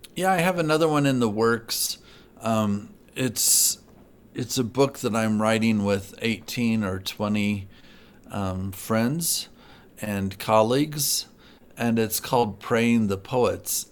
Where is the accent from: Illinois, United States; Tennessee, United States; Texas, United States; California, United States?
Illinois, United States; Galesburg; moved away; I'm from Galesburg, Illinois, um, originally.